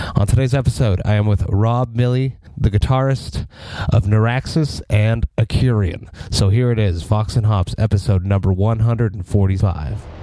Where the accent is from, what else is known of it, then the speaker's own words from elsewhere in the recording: Montreal, Quebec, Canada; We're both from Montreal